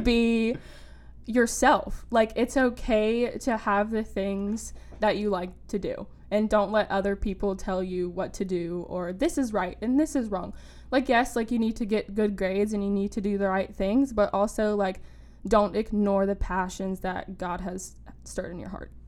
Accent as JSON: {"language": "English", "town": "Wilmington", "region": "North Carolina", "country": "United States", "said": "I am a rising senior at UNCW and I am from Wilmington."}